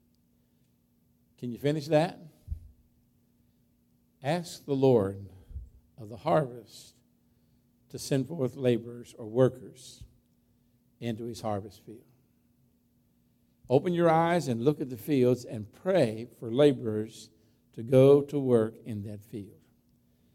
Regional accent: Berryville, Virginia, United States; I grew up in Clark County in Berryville, Virginia. That's where I graduated from high school. And grew up as a farm boy there, born right across the line in West Virginia

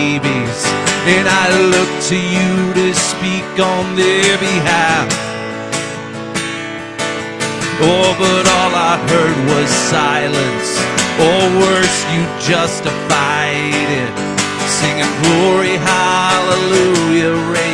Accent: South Bend, Indiana, United States; I'm from South Bend, Indiana

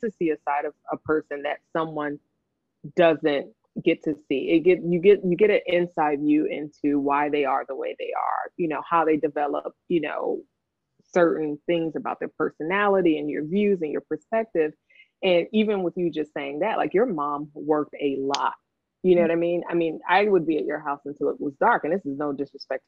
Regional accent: Los Angeles, California, United States; moved away as an adult; now in Washington, D.C., United States; growing up in South Central

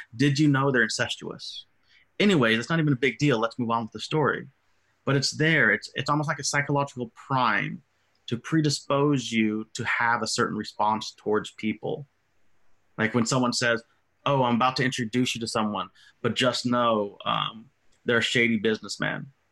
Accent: United States; who lived 30 years in the country out of the 37 I've been alive, was told I'm not American enough anymore

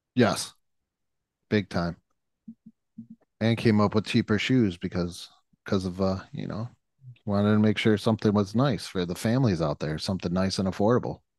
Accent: Western New York, United States; I grew up in Western New York

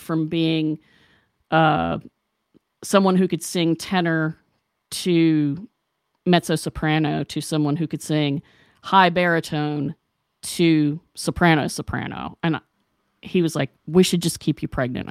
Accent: West Virginia, United States; I grew up in West Virginia

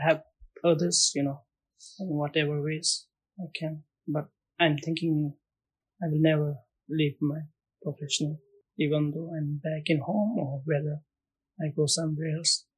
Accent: Bhutan; moved away as an adult; now in Maldives; I'm from Bhutan.

